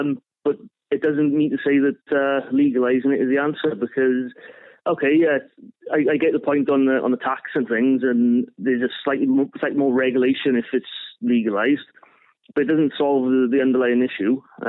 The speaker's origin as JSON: {"language": "English", "region": "South Wales Valleys", "country": "United Kingdom", "said": "I'm from the South Wales Valleys, up in the more deprived part of South Wales."}